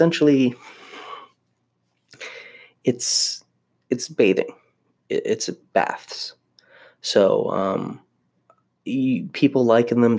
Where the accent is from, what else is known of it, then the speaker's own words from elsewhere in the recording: Maryland, United States; moved away; also born or lived in Florida; I grew up in Maryland, so I was very used to the cold and snow